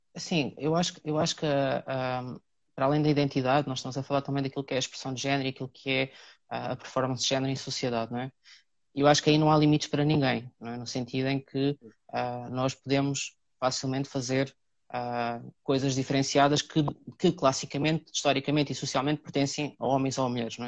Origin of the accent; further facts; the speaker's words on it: Cartaxo, Santarém District, Portugal; moved away as an adult; now in Lisbon, Portugal; sou natural do Cartaxo, vim para Lisboa na altura aos 18 anos para estudar, cá fiquei